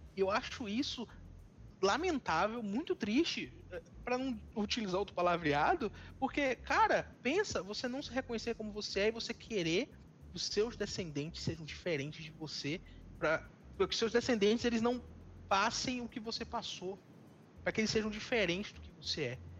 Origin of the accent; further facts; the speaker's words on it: Northeast Region, Brazil; also born or lived in São Paulo; eu sou nordestino e eu sei o que o nordestino passa nesse país